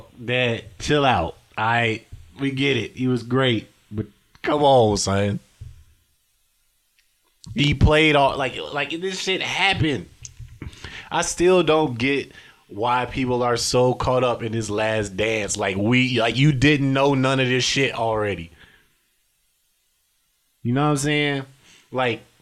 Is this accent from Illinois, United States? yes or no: yes; South Holland, Illinois, United States; moved away; I am from South Highland, Illinois, 60473